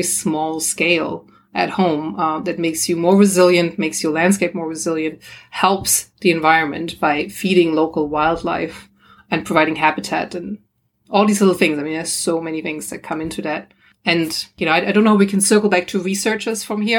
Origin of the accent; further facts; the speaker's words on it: Germany; moved away; also born or lived in Australia; I'm from Germany originally.